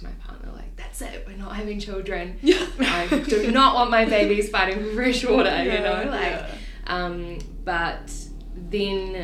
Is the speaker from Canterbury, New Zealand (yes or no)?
no; Taupo, Waikato, New Zealand; moved away as an adult; also born or lived in Auckland, New Zealand; now in Dunedin, New Zealand; I grew up in Taupo, studied in Auckland